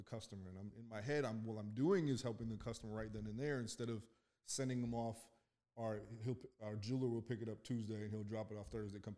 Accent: Calgary, Alberta, Canada; moved away as an adult; now in Pittsburgh, United States; Born in Canada. Calgary, Alberta.

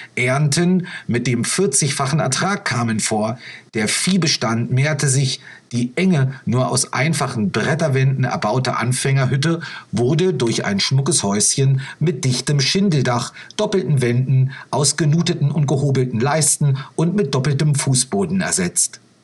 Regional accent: Brandenburg, Germany; now in Chile; Ich bin ja selbst aufgewachsen in Brandenburg, bin also Brandenburger

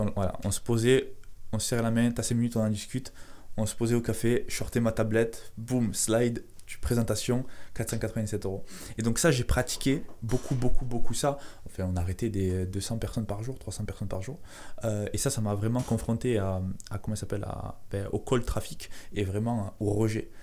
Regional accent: Carcassonne, Occitania, France; je viens de Carcassonne

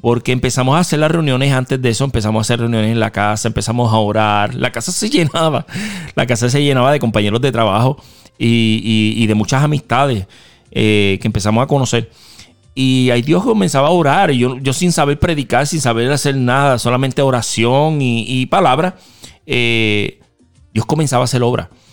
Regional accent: Mayagüez, Puerto Rico; moved away; yo soy Mayagüe

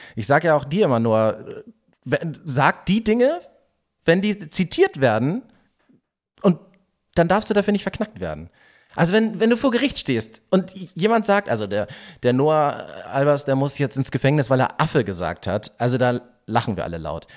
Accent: Northern Germany, Germany; wir sind ja Norddeutsche

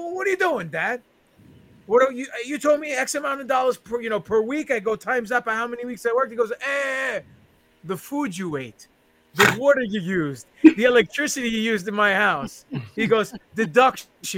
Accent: New York City, New York, United States; now in Long Island, United States; I live in the island now, but I born and raised in Queens, New York

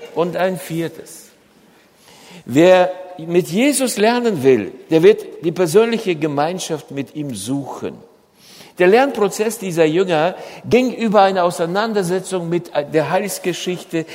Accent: Germany

